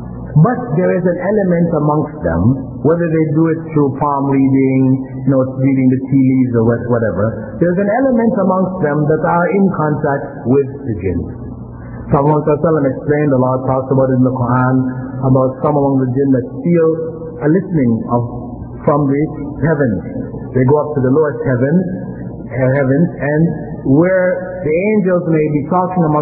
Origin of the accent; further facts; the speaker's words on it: Toronto, Ontario, Canada; I grew up here in Toronto, I went to Jarvis in town, and I went to Northview Heights in Willowdale